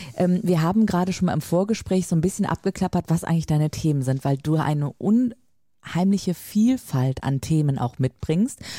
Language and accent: German; Lübeck, Schleswig-Holstein, Germany; bei uns in Lübeck